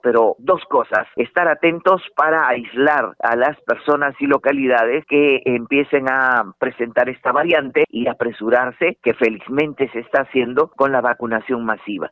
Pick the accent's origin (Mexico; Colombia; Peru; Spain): Peru; Arequipa; Arequipa, eh, que por cierto es mi tierra, yo soy arequipeña